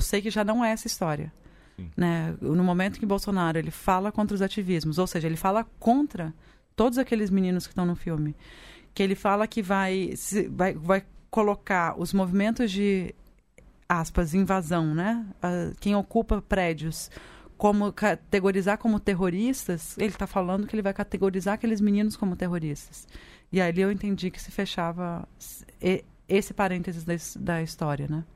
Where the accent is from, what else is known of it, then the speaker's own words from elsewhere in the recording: Espírito Santo, Brazil; moved away; Eu venho do Espírito Santo